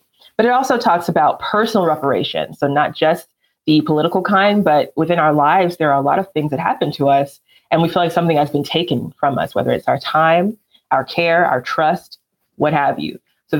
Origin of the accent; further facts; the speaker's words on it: Alabama, United States; because I don't really have a Southern accent, they'll ask, oh, so where are you from? And I say Alabama.